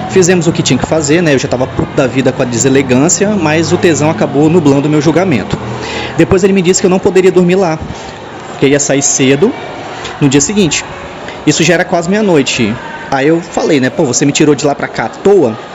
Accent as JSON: {"language": "Portuguese", "region": "Espírito Santo", "country": "Brazil", "said": "sou aqui do Espírito Santo"}